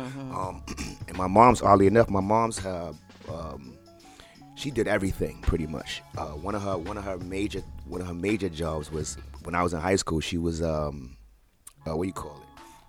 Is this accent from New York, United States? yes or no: yes; New York City, New York, United States; I was born and raised in Brownsville, Ocean Hill, Brownsville. I grew up in Cephalo Projects.